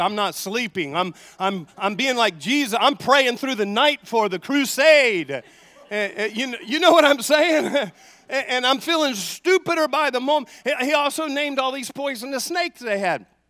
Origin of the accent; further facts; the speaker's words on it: the South, United States; I grew up in the South